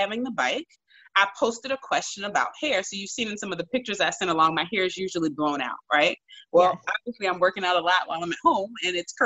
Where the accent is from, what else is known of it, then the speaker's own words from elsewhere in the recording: Washington, District of Columbia, United States; while I was deputy mayor in my hometown of Washington, D.C.